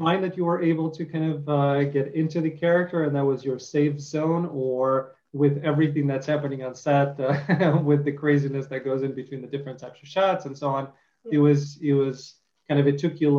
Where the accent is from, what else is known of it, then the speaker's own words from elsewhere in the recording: Detroit, Michigan, United States; I have a lot of family in Michigan and I grew up in Detroit a little bit.